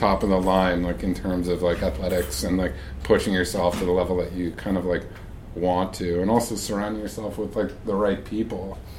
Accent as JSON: {"language": "English", "area": "Long Island", "region": "New York", "country": "United States", "said": "I am from Long Island."}